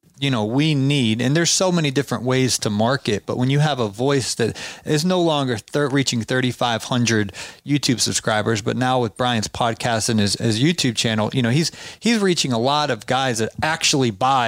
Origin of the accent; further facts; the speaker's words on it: Georgia, United States; I'm from Georgia